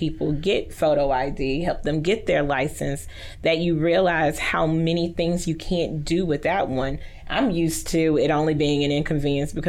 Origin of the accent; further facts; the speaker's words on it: Haughton, Louisiana, United States; now in Shreveport, United States; I grew up in Houghton.